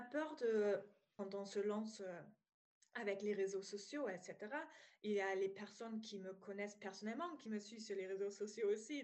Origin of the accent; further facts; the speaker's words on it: East Germany, Germany; accent: German; French is a second language; moved away as an adult; now in France; je viens d'Allemagne, donc si euh, voilà, vous entendez un petit accent, c'est allemand